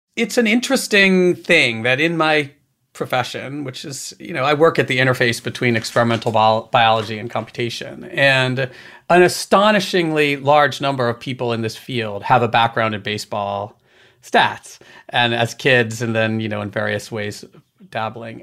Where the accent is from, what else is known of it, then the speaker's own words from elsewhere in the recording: Maryland, United States; also born or lived in Boston, Massachusetts; we moved from Boston when I was a kid down to Maryland